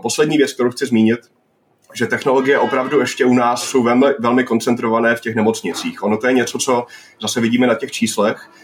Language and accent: Czech; Northern Moravia, Czechia; já jsem ze Severní Moravy